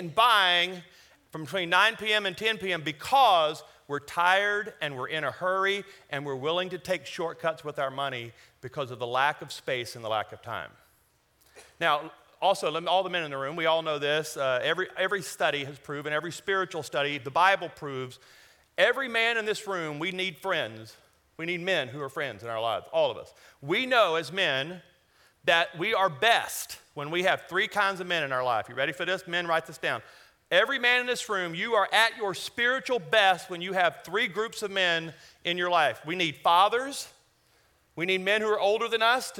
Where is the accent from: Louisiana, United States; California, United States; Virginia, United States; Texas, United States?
Louisiana, United States; now in Colorado, United States; I'm from Louisiana.